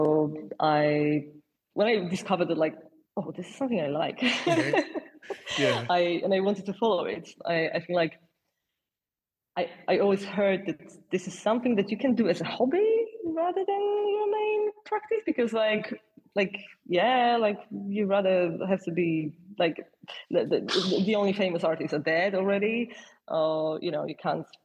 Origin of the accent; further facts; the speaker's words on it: Częstochowa, Silesian Voivodeship, Poland; English is a second language; moved away as an adult; also born or lived in Warsaw, Poland; now in London, United Kingdom; I grew up in Poland, in this city called Częstochowa, which is like a little bit above the Silesia, but it's not a part of this.